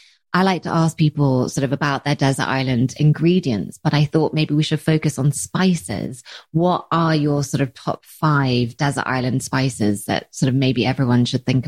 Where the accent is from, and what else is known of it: England, United Kingdom